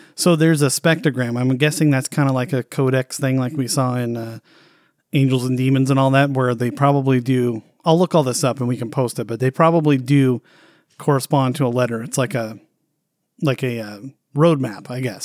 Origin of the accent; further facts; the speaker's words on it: United States; typical stupid American